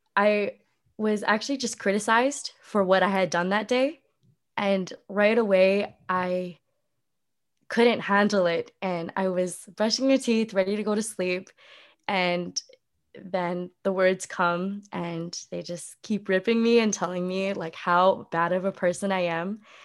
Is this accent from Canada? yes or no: yes; Vancouver, British Columbia, Canada; moved away as an adult; also born or lived in California; I come from Vancouver, like, a very prestigious city